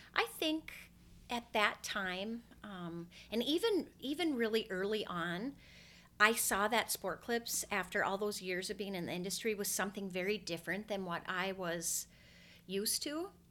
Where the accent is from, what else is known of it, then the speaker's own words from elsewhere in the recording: Brainerd, Minnesota, United States; also born or lived in North Metro, Minnesota; I grew up in Brainerd, Minnesota, which is two hours north